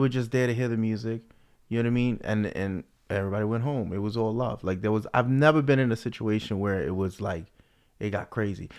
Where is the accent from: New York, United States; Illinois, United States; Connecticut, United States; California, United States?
New York, United States; New York City; growing up in the Bronx